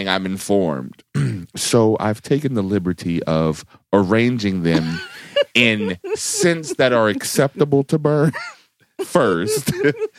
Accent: Reston, Virginia, United States; I grew up in Reston.

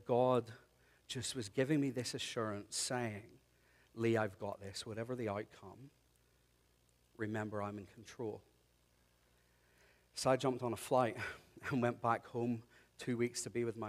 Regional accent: Ireland; moved away; I'm Irish

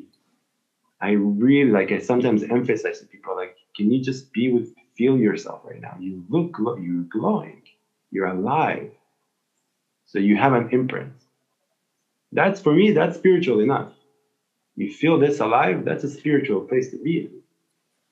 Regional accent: Israel; I'm from Israel

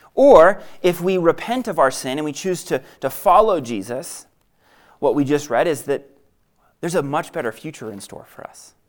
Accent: New England, United States; I grew up in New England, and growing up in New England, I was bred to be a Red Sox fan

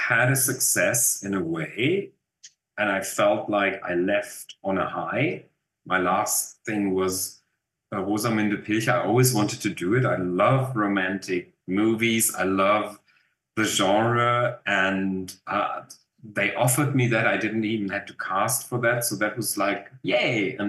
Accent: Germany; accent: German; English is a second language; moved away as an adult; now in South Africa; maybe you still can hear that I'm German

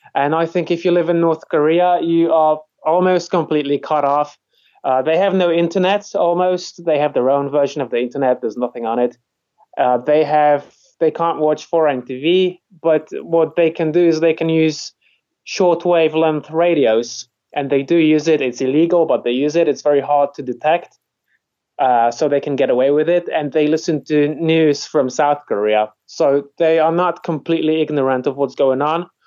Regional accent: Poland; moved away as an adult; now in England, United Kingdom; I come from Poland. I didn't really like it, and uh, I moved out when I was 24

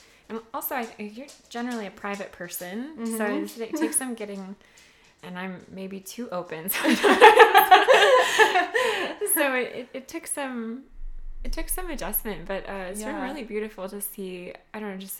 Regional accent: Minnesota, United States; moved away as an adult; also born or lived in Indiana; now in Austin, United States; I grew up in the Midwest, and met my husband in school, and shortly thereafter we moved to Texas

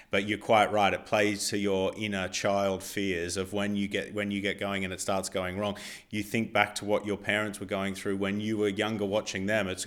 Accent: Australia; now in England; because I'm not from England, uh, my visa status was still Australian

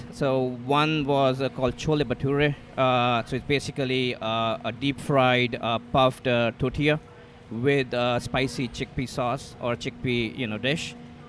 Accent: New Delhi, Delhi, India; moved away as an adult; New Delhi, India. Born and raised there. Did my engineering, worked there in supply chain, then came here for my master's.

